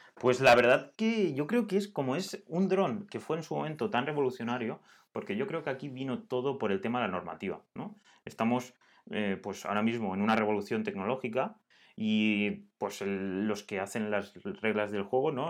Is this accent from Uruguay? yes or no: no; Altea, Valencian Community, Spain; somos de Altea